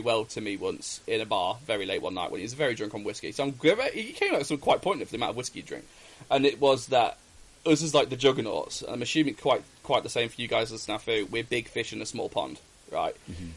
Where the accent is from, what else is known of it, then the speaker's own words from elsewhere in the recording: England, United Kingdom; being Brit- English myself